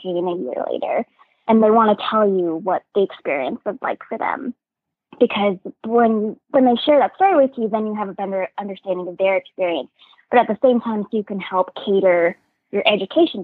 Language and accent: English; Washington, United States; moved away; also born or lived in U.S. Virgin Islands / Alaska; I grew up in Washington State and then the U.S. Virgin Islands.